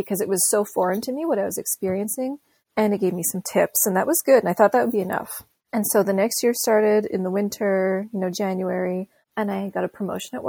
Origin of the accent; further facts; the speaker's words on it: South Shore, Quebec, Canada; I'm from Montreal. I grew up on the South Shore and I live in Montreal now.